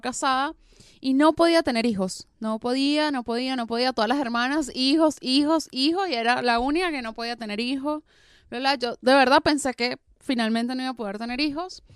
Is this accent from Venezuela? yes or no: yes; Venezuela; now in Buenos Aires, Argentina